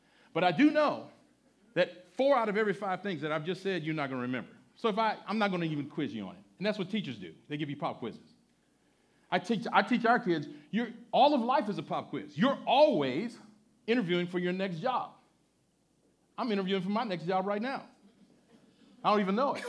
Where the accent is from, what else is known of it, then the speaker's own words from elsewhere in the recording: Louisiana, United States; moved away as an adult; now in New York, United States; I grew up in Louisiana in the mid-60s to the early 80s